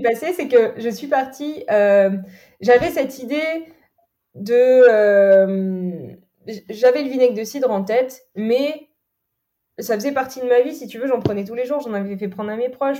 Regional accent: Normandy, France; je suis originaire de Normandie, là où j'ai grandi.

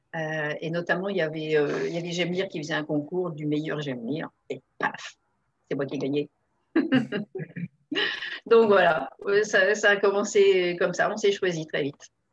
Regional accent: Le Havre, Normandy, France; moved away; On a grandi au Havre au départ.

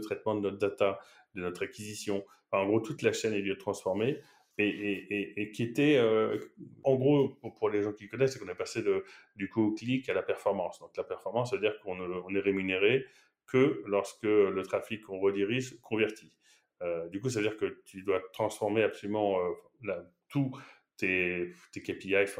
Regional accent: Paris, Île-de-France, France; moved away as an adult; also born or lived in Shanghai, China; now in Barcelona, Spain; je, viens de Paris

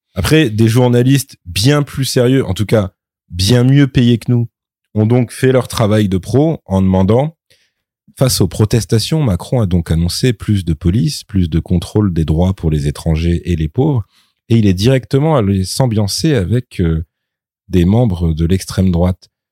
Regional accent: France; en tant que Français

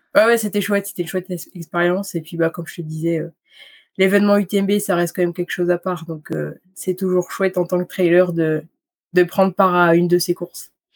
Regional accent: Bourg-Saint-Maurice, Auvergne-Rhône-Alpes, France; moi j'arrive euh, du fin fond de la Savoie, des Bourg-Saint-Maurice, mmh dans la vallée de la Haute-Tarentaise. Et mmh, puis j'ai jamais trop quitté Bourg-Saint-Maurice

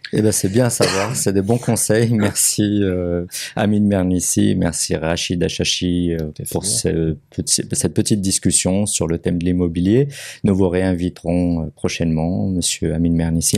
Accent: Morocco; en tant que Marocain

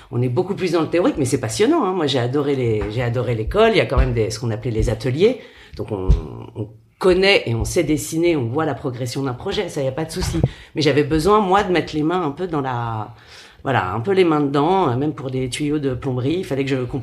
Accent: Paris, Île-de-France, France; parisienne pur jus

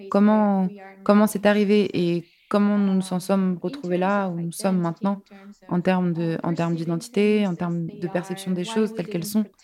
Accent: Abkhazia, Georgia; now in Tbilisi, Georgia; ok, je suis d'Abkhazie, cela signifie que je

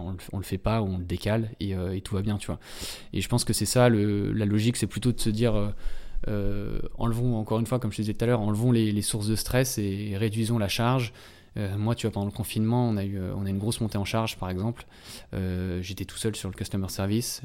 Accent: Antony, Île-de-France, France; chez mes parents, euh, en-, Anthony, euh, dans le, là où j'ai grandi

